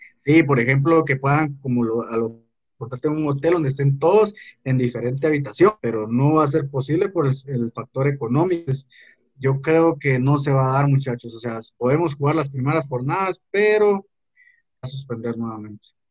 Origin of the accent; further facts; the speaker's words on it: Guatemala; somos los guatemaltecos